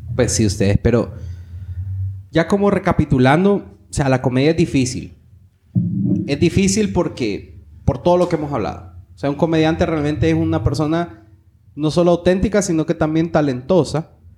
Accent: Honduras; aquí en Honduras

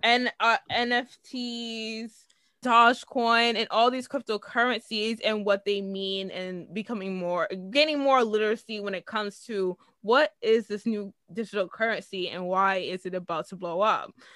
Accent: United States; as an American

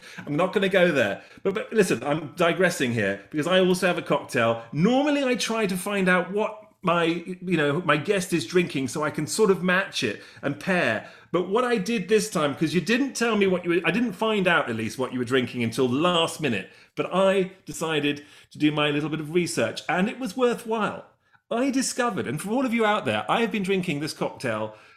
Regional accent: London, United Kingdom; accent: English; I'm from Chelsea, London.

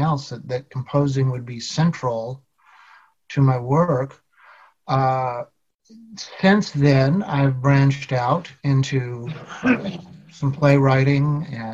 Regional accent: Indianapolis, Indiana, United States; So I grew up in Indianapolis. I'm in Indianapolis now

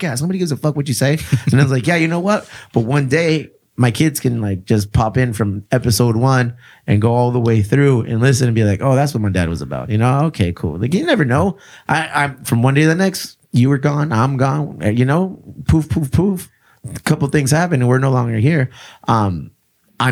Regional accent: South Bay, San Diego, California, United States; we're all from the South Bay

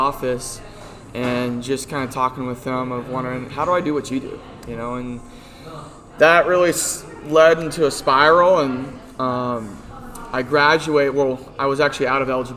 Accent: McPherson, Kansas, United States; also born or lived in Iowa / Minnesota; I grew up in McPherson area

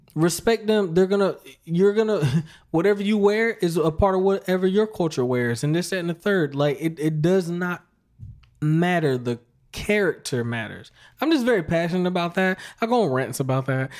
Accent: Fayetteville, North Carolina, United States; I grew up around Fayetteville, North Carolina, Fort Bragg Base.

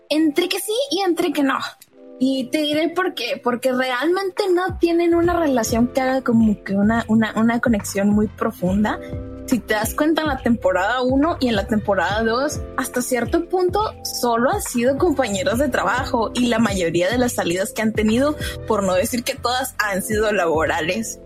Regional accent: Mexico; yo soy mexicano

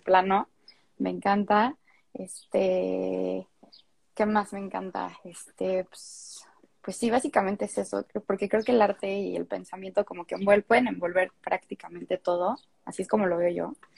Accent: Mexico City, Mexico; also born or lived in France; soy de la Ciudad de México, siempre he vivido aquí, menos un año por ahí que me escapé

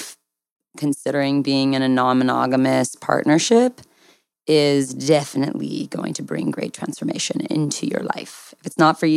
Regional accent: Southern California, United States; I'm from Southern California.

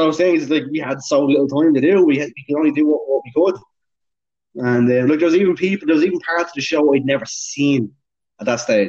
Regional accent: Dublin, Leinster, Ireland; I'm from Dublin

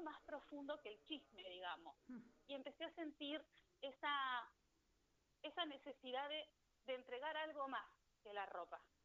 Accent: Neuquén, Argentina; Yo soy de Neuquén

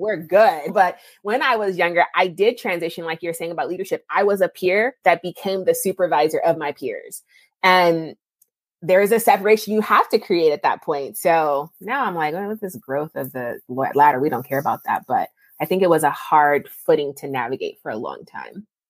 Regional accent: California, United States; moved away as an adult; also born or lived in Ohio / Texas; I'm from California, but I went to undergrad in Ohio and then I came to grad school in Texas

